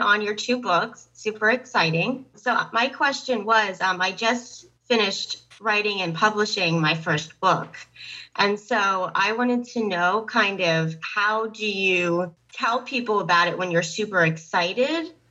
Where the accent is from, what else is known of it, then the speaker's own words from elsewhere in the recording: Pennsylvania, United States; I'm from um, Pennsylvania